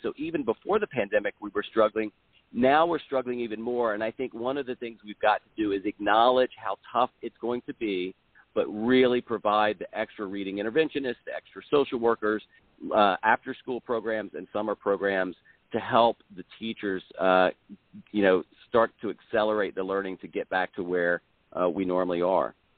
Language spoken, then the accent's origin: English; South Carolina, United States; I'm originally from South Carolina, but I, I moved away for college and law school, and then moved to, back to Columbia in 2000.